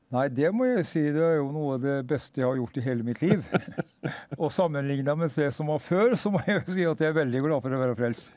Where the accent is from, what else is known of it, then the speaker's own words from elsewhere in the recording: Hedmarken, Innlandet, Norway; also born or lived in Østfold; now in Sarpsborg, Norway; jeg er egentlig født og oppvokst på Hedmarken